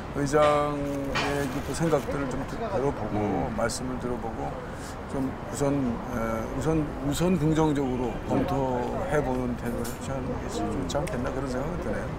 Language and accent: Korean; Anyang, Gyeonggi Province, South Korea; born or raised there; also born or lived in Seoul